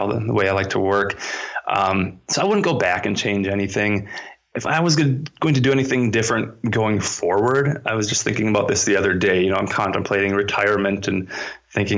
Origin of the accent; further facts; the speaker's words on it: Minnesota, United States; my home state public institution, the University of Minnesota